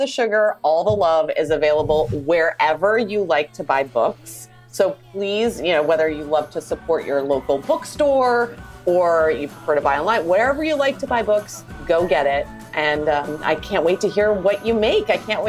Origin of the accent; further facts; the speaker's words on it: Canada; I would marry maple syrup because I am Canadian.